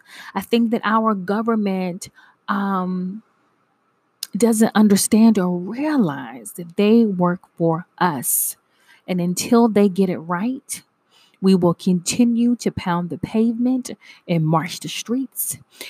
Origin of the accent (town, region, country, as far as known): United States